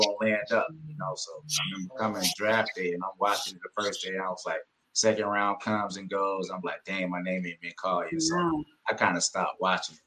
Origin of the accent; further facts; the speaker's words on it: the South, United States; I'm from the South, a speed guy from the South.